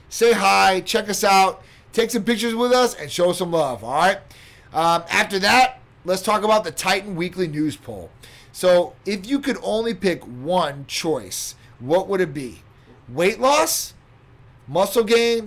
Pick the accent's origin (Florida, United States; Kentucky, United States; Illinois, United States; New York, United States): Illinois, United States; Chicago; I'm from Chicago